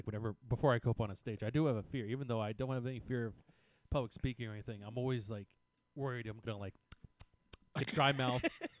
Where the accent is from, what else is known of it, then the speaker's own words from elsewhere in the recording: United States; also born or lived in New York; now in Arlington, United States; a couple years ago, I moved to Arlington, and you know because I grew up two counties over, in the farmland